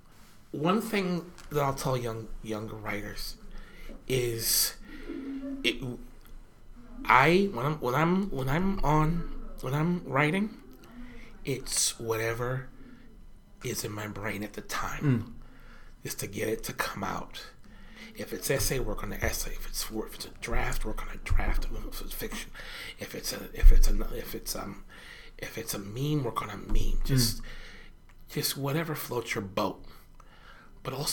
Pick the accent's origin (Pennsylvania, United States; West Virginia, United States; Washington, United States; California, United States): Washington, United States; Tacoma; growing up in Tacoma